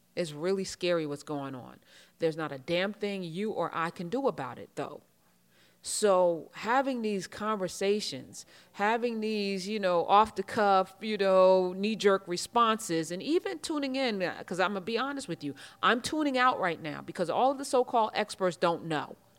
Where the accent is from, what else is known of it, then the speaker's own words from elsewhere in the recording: United States; And I live in America, so I'm gonna say this. I'm an American